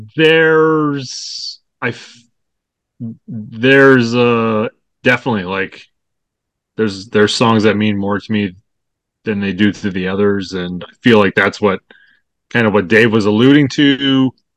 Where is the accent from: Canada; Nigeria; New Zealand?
Canada; I'm from Canada